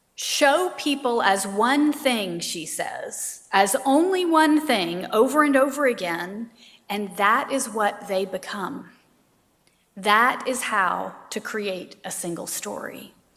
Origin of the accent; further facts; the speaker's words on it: Savannah, Georgia, United States; I grew up in Savannah, Georgia.